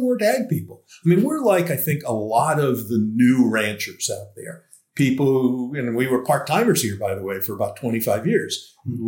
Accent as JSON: {"language": "English", "region": "Massachusetts", "country": "United States", "tie": "born or raised there", "also_born_or_lived": "Los Angeles, California", "moved": "yes", "lives_now": "Santa Ynez Valley, United States", "said": "I was brought up in Massachusetts"}